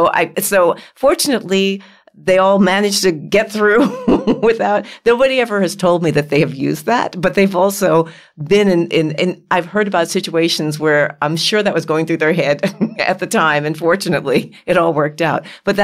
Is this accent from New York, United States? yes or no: yes; New York City, New York, United States; They grew up in New York City. I grew up in New York City.